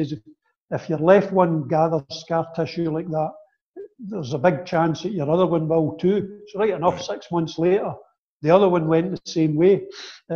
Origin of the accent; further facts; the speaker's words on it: Kilmarnock, Scotland, United Kingdom; a move to Kilmarnock, which was my hometown